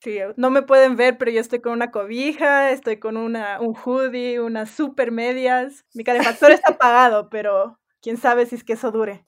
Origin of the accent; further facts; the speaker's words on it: Ecuador; also born or lived in United States; yo soy, además de ecuatoriana, que no creo que mencioné, también soy gringa, eh, nací en Estados Unidos